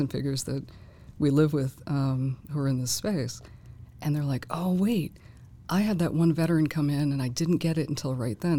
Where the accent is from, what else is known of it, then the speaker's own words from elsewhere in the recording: Boston, Massachusetts, United States; moved away; also born or lived in Fort Bragg; I'm from Boston